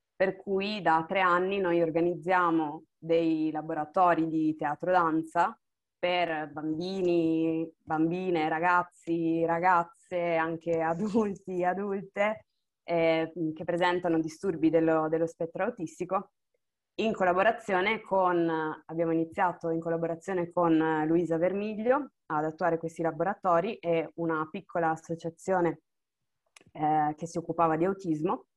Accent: Monfalcone, Friuli-Venezia Giulia, Italy; moved away as an adult; now in Bologna, Italy; sono nata a Monfalcone, vivo attualmente a Bologna

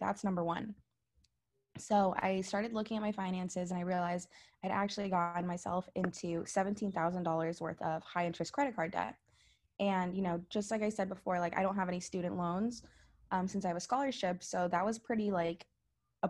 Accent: Naples, Florida, United States; now in Miami, United States; I'm from Naples, Florida, and I'm also Filipino

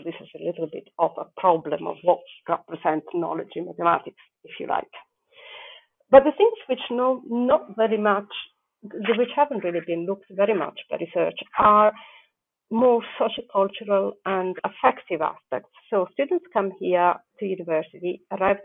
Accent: Italy; moved away as an adult; now in United Kingdom; originally I'm from Italy

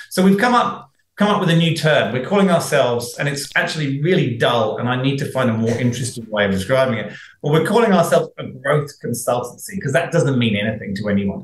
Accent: United Kingdom; now in Australia; being British, I've been here 22 years now.

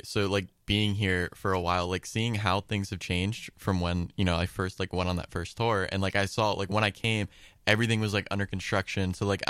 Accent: Champion, Ohio, United States; I'm from the area. I'm from Champion. So, you know, I've always been around, you know, the Youngstown area.

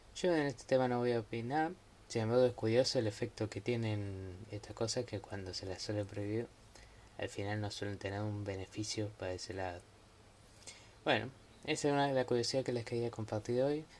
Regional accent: Argentina; yo soy de Argentina

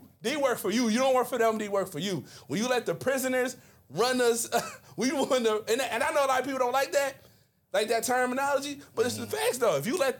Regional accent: Mobile, Alabama, United States; Where you hail from? I am from Mobile, Alabama.

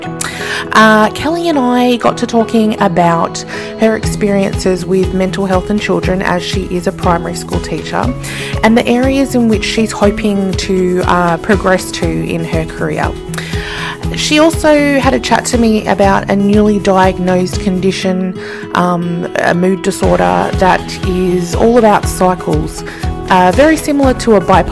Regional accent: Sydney, New South Wales, Australia; I grew up in Sydney

